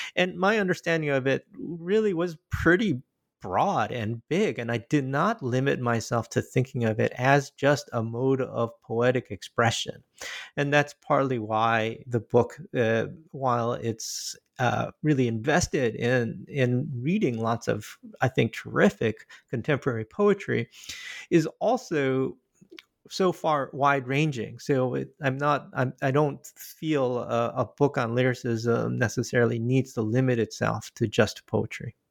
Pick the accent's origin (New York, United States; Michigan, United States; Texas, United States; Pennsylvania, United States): Michigan, United States; moved away as an adult; also born or lived in Korea; now in Boston, United States; I'm originally from Korea, but my family immigrated to Michigan when I was five years old. And, uh, I lived there, uh, uh, and went to school there